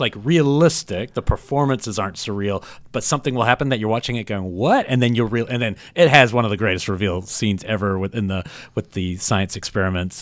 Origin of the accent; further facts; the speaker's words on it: New Zealand; moved away; I grew up in New Zealand